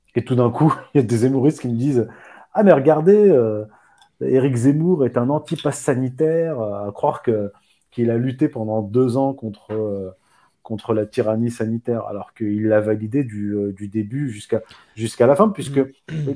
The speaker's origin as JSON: {"language": "French", "country": "Morocco", "said": "je viens du Maroc"}